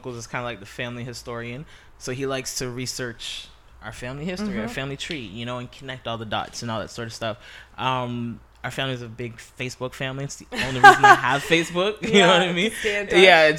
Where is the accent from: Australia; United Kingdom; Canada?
Canada; Halifax, Nova Scotia; now in Toronto, Canada; I grew up in Halifax, Nova Scotia, Uniac Square, to be exact